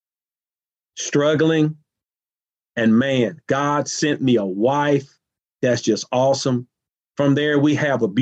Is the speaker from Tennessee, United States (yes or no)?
yes; Nashville, Tennessee, United States; moved away as an adult; also born or lived in Evansville, Indiana; the housing developments that I grew up in Nashville